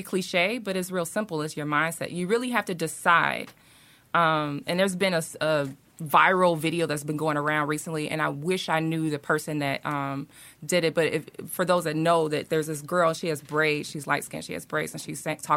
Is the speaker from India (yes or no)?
no; Chicago, Illinois, United States; moved away as an adult; now in Atlanta, United States; I'm originally from Chicago, been here almost 2 years